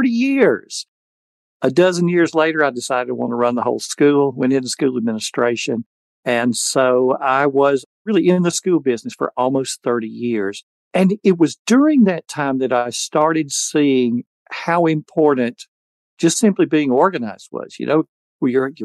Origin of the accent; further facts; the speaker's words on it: Alabama, United States; I had born and raised in Alabama